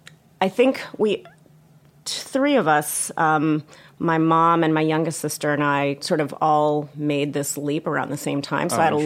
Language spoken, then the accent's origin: English; Baltimore, Maryland, United States; born or raised there